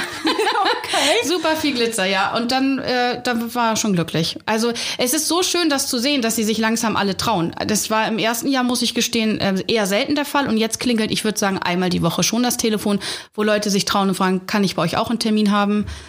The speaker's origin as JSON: {"language": "German", "region": "Hamburg", "country": "Germany", "tie": "born or raised there", "said": "Hamburgerin, ich bin in Hamburg groß geworden, also in der Stadt"}